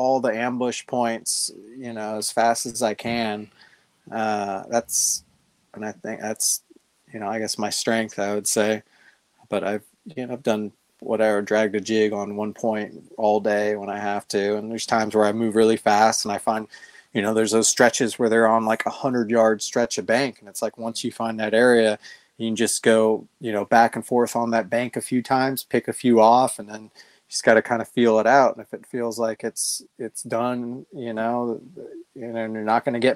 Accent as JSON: {"language": "English", "region": "California", "country": "United States", "tie": "born or raised there", "moved": "as an adult", "lives_now": "Tennessee, United States", "said": "I grew up in California. I moved to Tennessee about 10 years ago"}